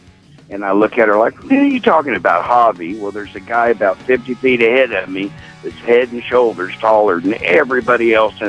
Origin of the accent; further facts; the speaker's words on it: Blairsville, Georgia, United States; I'm not from Texas. Oh, I'm from Blairsville.